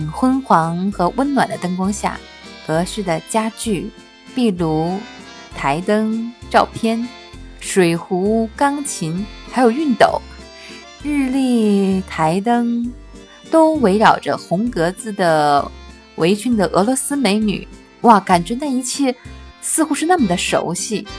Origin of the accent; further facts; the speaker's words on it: Yakeshi, Inner Mongolia, China; 我的家乡是滨州县上的一个小城。很小的时候，我就知道坐着火车顺着这条线向东走，有一个大城市叫哈尔滨。那个时候，家乡牙克石还属于黑龙江省。